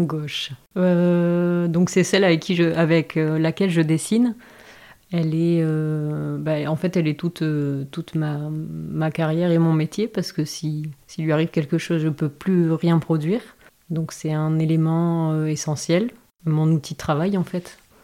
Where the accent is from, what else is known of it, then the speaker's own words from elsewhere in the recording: Dax, Nouvelle-Aquitaine, France; also born or lived in Grande-Synthe, near Dunkirk; Je suis née en fait dans le nord de la France, à Grande-Sainte, donc c'est près de Dunkerque. Euh, et, en fait, j'ai vécu euh, toute mon enfance dans le sud-ouest, euh, à Dax.